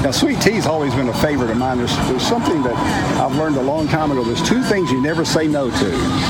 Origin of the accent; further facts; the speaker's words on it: Knoxville, Tennessee, United States; we're from Knoxville, Tennessee.